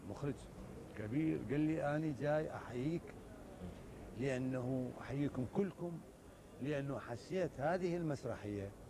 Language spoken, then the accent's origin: Arabic; Iraq; انا ممثل عراقي وعربي ايضا وجمهوري مو الماني